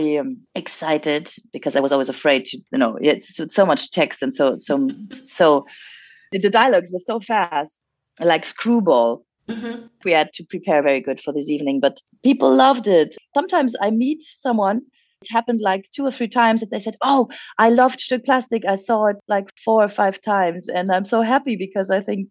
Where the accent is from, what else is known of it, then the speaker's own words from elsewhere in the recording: France; moved away; I speak French fluently and I was raised in France